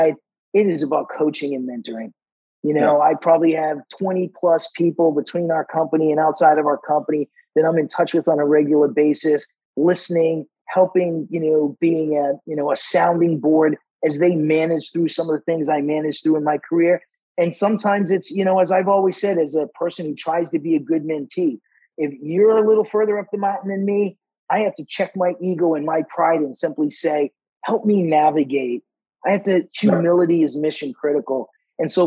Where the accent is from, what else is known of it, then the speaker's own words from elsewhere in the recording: Boston, Massachusetts, United States; I grew up in Boston, Massachusetts, which was, you know, a very segregated area